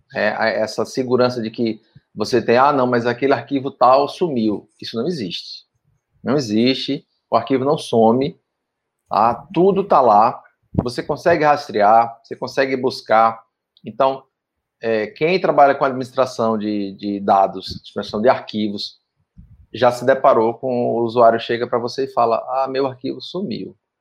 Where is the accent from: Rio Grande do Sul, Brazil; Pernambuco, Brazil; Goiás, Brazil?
Pernambuco, Brazil; now in Tocantins, Brazil; sou pernambucano também, estou né? no Tocantins aí há mais de 15 anos